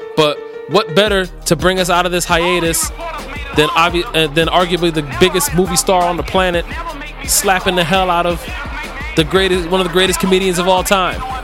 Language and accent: English; Cleveland, Ohio, United States; I'm born and raised in Cleveland